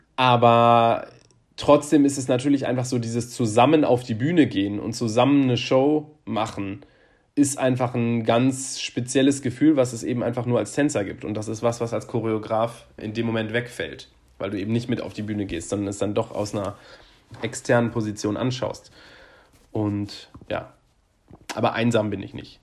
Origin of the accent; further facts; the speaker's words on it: Bonn, North Rhine-Westphalia, Germany; also born or lived in Cologne; ich komme ja aus Bonn und habe dann ja danach ein paar Jahre in Köln gewohnt